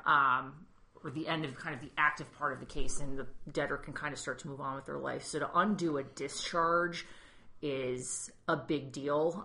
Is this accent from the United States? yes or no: yes; New England, United States; being from New England, like we have a lot of personal space